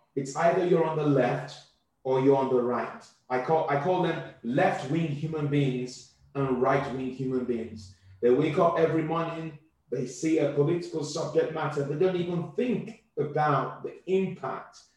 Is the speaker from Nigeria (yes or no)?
yes; Southwest Nigeria, Nigeria; now in United Kingdom; I come from the Yoruba tribe.